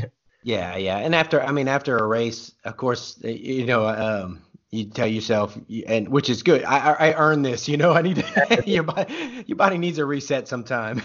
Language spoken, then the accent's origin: English; Louisiana, United States; now in Oklahoma, United States; I'm from Louisiana, and I live in Oklahoma now